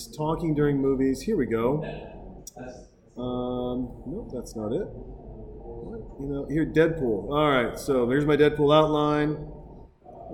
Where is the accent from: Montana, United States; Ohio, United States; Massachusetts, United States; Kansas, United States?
Montana, United States; I'm from Montana